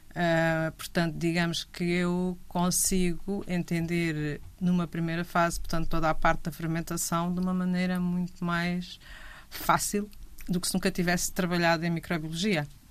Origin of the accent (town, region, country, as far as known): Grândola, Alentejo, Portugal